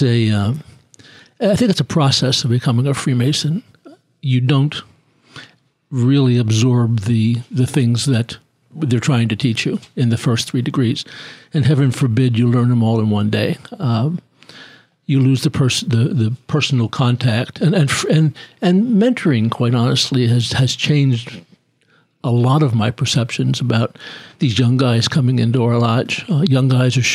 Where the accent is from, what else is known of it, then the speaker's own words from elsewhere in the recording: Philadelphia, Pennsylvania, United States; I'm from Philly.